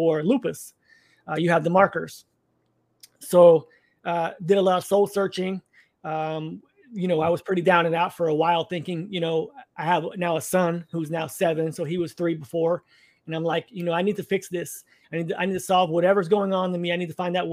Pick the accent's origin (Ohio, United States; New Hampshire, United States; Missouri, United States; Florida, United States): Florida, United States; Orlando; I was raised Catholic in Orlando, Florida area